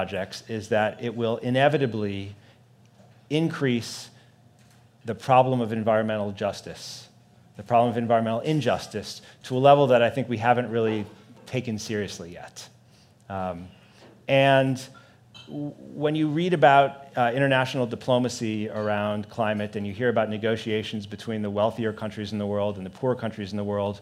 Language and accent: English; Chicago, Illinois, United States; moved away; I grew up in Chicago